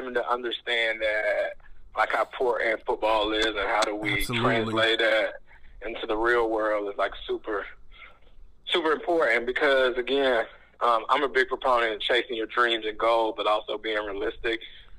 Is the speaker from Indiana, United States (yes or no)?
no; Laurinburg, North Carolina, United States; born or raised there